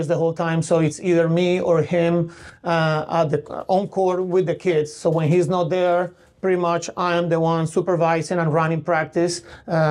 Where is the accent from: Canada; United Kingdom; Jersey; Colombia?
Colombia; also born or lived in Connecticut, United States; now in Tulsa, United States; I'm from Colombia in South America